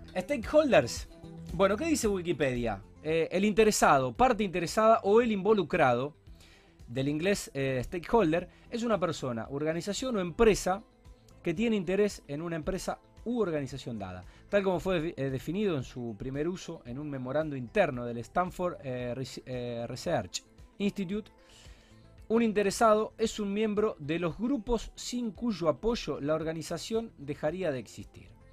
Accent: Argentina; como argentinos

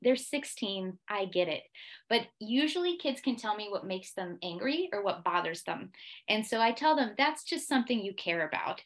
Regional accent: United States; moved away as an adult; also born or lived in Switzerland; now in Geneva, Switzerland; I am American

